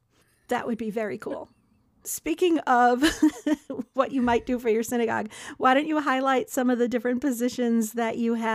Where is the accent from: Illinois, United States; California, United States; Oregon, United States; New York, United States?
Illinois, United States; Chicago; moved away; I grew up in Chicago and I've always had pulpits on the East Coast.